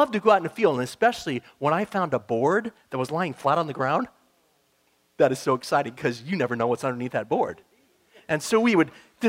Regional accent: Montana, United States; moved away; I'm from Montana

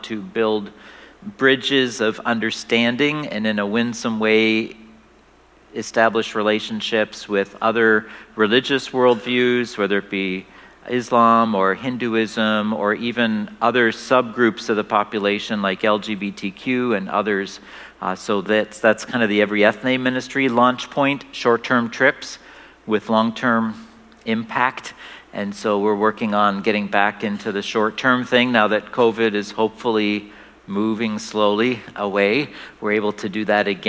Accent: Canada; moved away as an adult; We are originally from Canada, and now we're back here

